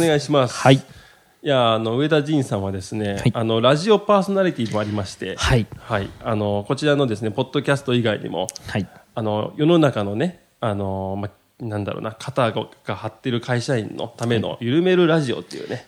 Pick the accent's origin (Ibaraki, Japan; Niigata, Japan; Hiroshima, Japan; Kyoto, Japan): Kyoto, Japan; Maizuru; 僕と同じ京都出身でですね